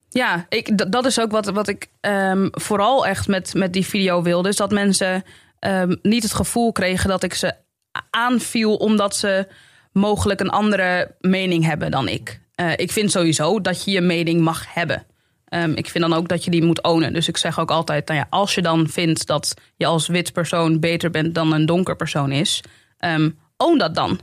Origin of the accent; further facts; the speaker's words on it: Amsterdam, North Holland, Netherlands; moved away as an adult; now in Zaandam, Netherlands; ik kom uit de Belmer